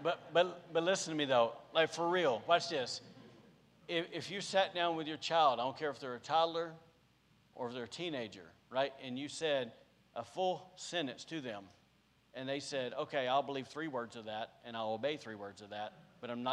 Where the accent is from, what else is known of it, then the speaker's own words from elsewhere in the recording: Podunk, Alabama, United States; now in Rockport, United States; I'm from Podunk, Alabama